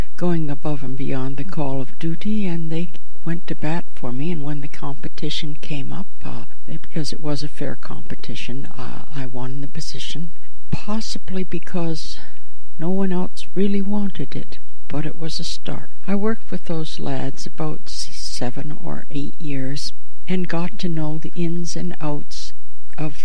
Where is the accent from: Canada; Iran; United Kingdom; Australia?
Canada; Chatham, Ontario; also born or lived in New York City; now in Toronto, Canada; 13 years on New York City's Lower East Side left me with a slightly Yiddish worldview, in spite of my Chatham, Ontario Anglo roots